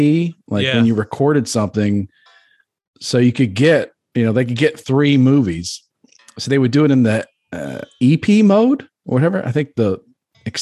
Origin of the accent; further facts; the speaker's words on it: Maryland, United States; I grew up in Maryland, which is, you know, touches West Virginia